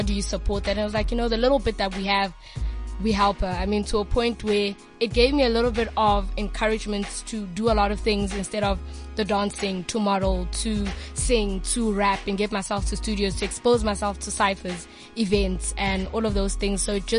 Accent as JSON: {"language": "English", "town": "Johannesburg", "region": "Gauteng", "country": "South Africa", "tie": "born or raised there", "also_born_or_lived": "Limpopo", "said": "I was born in Limpopo and I was raised in Johannesburg"}